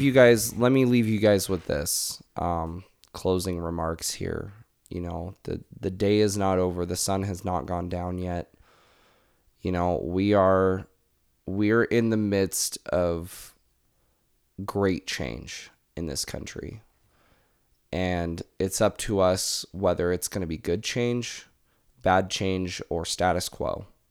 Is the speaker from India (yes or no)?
no; United States; as an American